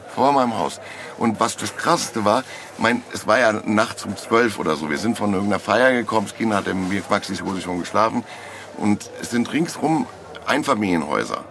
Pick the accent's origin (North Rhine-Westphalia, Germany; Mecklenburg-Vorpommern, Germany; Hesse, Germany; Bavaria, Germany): Hesse, Germany; Frankfurt; wie bei uns in Frankfurt